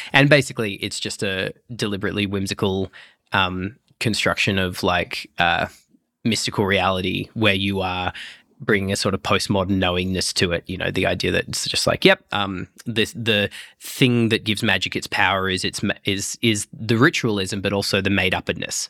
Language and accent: English; Broken Hill, New South Wales, Australia; my mum took me to the Anglican Church growing up in Broken Hill